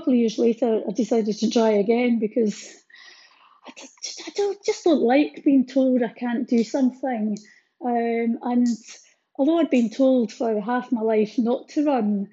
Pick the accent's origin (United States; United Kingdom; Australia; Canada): United Kingdom; Fort William, Scotland; As a child growing up in Fort William